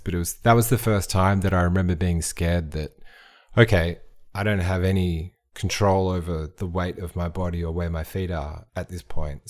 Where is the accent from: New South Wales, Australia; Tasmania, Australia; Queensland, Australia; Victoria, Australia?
Victoria, Australia; Frankston; I grew up in Frankston